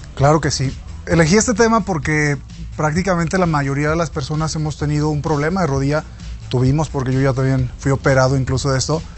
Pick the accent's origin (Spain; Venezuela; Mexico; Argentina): Mexico; como buen mexicano